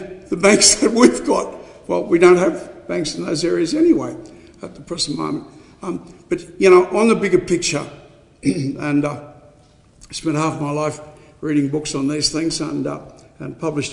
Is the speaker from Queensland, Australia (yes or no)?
yes; Cloncurry, Queensland, Australia; my hometown of Cloncurry, my family have lived for 150 odd years in that area